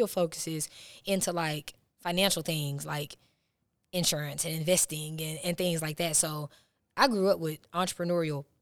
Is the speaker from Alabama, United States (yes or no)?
yes; Huntsville, Alabama, United States; moved away as an adult; now in Georgia, United States; I'm from Huntsville, but I did move to Georgia about 8 or 9 months ago